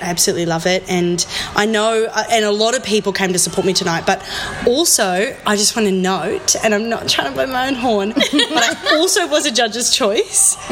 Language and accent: English; Dubbo, New South Wales, Australia; me growing up in Dubbo, that experience